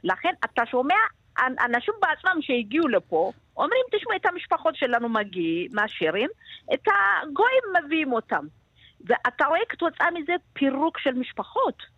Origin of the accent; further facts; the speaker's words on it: Gondar, Amhara, Ethiopia; now in Israel; אני ילידת עיר עצמה בגונדר